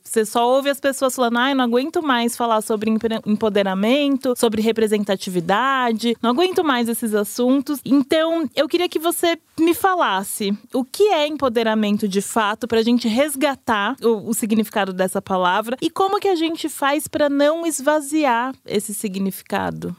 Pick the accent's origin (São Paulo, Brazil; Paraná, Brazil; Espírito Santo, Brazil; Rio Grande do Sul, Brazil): São Paulo, Brazil; sou paulistana, enfim, cresci, nascida e criada em São Paulo